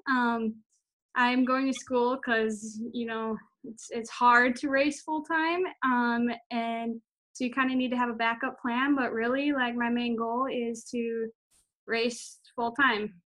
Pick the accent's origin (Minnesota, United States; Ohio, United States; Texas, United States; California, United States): Minnesota, United States; Monticello; I'm from Monticello, Minnesota